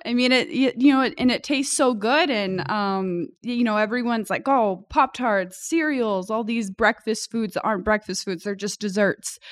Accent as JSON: {"language": "English", "country": "United States", "tie": "born or raised there", "said": "growing up in America"}